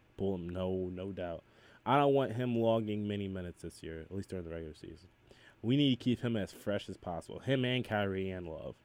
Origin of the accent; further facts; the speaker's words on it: Macedonia, Ohio, United States; I'm from Macedonia